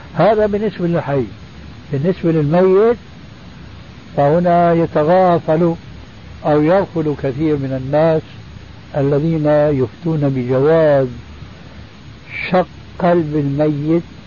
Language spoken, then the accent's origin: Arabic; Syria; عندنا بالشام